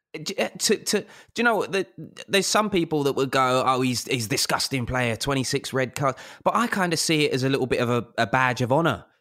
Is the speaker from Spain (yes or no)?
no; London, United Kingdom; I grew up in South London